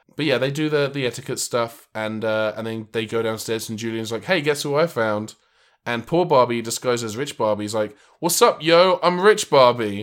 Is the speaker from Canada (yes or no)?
no; England, United Kingdom; growing up in England, I used to get bullied for having red hair